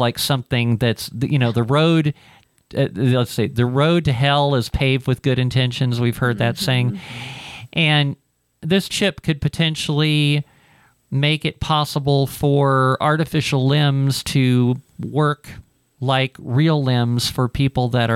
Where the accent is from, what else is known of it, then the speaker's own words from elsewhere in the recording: Ohio, United States; moved away; I'm from Ohio